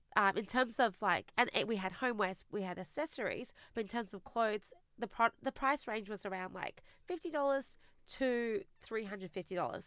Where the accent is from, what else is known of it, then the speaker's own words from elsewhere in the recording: Australia; also born or lived in China; we immigrated to Australia together when I was eight